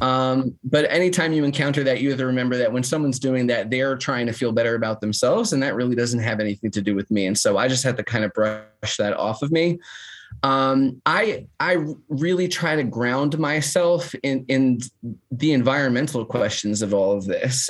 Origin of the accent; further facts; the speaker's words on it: New Jersey, United States; now in Nashville, United States; I'm also from North Jersey